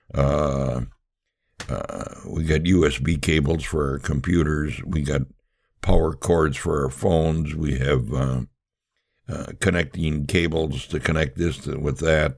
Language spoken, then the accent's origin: English; Milwaukee, Wisconsin, United States; I was born and raised in Milwaukee